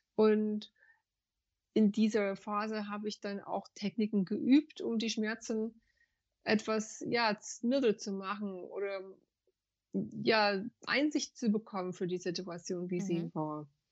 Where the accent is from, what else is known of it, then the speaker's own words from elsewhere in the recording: United States; German is a second language; moved away as an adult; now in Frankfurt, Germany; Ich komme ursprünglich aus den USA und ich bin mit 25 fest nach Deutschland gekommen